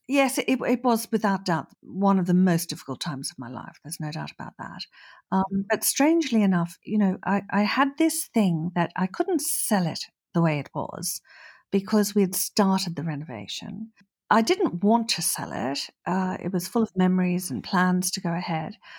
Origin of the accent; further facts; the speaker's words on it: Australia; moved away as an adult; also born or lived in Norfolk, United Kingdom / London, United Kingdom; now in France; I was born in Australia and I moved to the U K when I was twenty-two after university